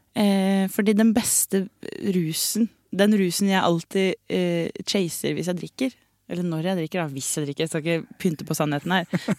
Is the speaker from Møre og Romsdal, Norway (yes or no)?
no; Stokke, Vestfold, Norway; moved away; Det er Stokke. det er Stokke Hele familien til mamma er derfra. Jeg har vokst opp